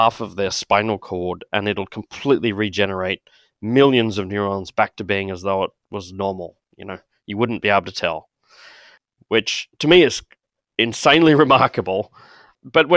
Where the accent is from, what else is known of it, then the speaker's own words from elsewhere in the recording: Brisbane, Queensland, Australia; moved away as an adult; also born or lived in Cambridge; now in Minnesota, United States; As you might have guessed from my voice, I'm Australian. So I grew up in Brisbane in Queensland